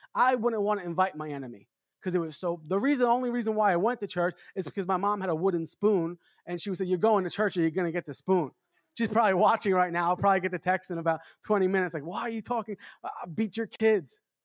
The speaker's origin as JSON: {"language": "English", "town": "New York City", "region": "New York", "country": "United States", "tie": "born or raised there", "said": "I'm from New York. I grew up in Long Island, Queens"}